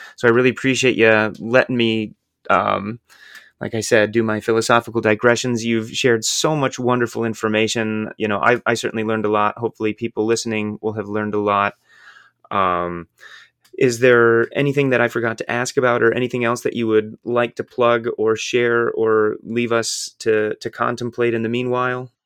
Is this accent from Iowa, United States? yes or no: yes; Iowa, United States; the baggage that I grew up with in Midwestern white Iowa